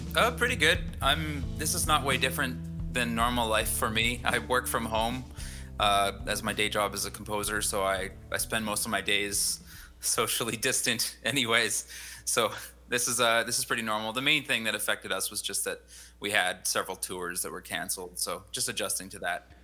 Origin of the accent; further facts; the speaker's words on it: Abbotsford, British Columbia, Canada; moved away as an adult; now in Kelowna, Canada; I grew up in Abbotsford mostly